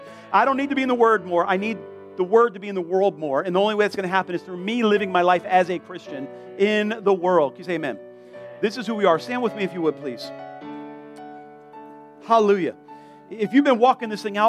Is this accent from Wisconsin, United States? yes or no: no; South Florida, United States; I'm from South Florida